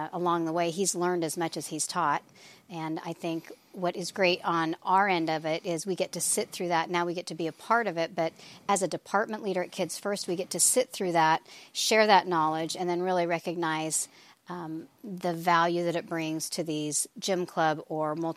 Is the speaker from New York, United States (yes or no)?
no; Oregon, United States; moved away as an adult; now in Ohio, United States; I am originally from Oregon and came out to Ohio just to be here for a few years